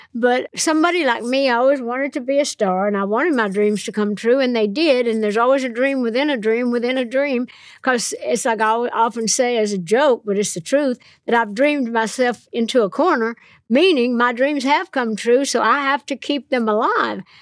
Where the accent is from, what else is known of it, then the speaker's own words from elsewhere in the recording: Nashville, Tennessee, United States; I'm from Nashville